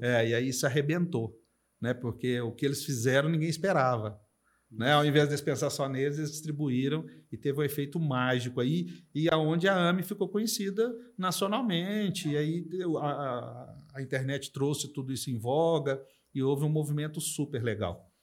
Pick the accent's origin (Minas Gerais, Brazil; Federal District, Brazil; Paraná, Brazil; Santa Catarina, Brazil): Minas Gerais, Brazil; also born or lived in São Paulo; Eu nasci em São Paulo, fui criado em Minas, mas nasci em São Paulo